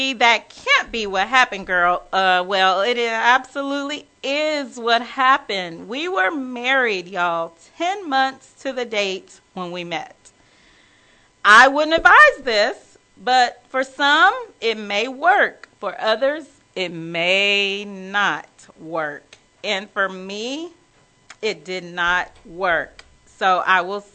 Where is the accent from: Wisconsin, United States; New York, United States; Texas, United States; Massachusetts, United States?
Texas, United States; Wichita Falls; moved away as an adult; now in Dallas, United States; I had moved to Dallas from my small hometown. Well, I wouldn't say small. People say it's small. I'm from Wichita Falls, Texas, y'all. And so I am a native Texan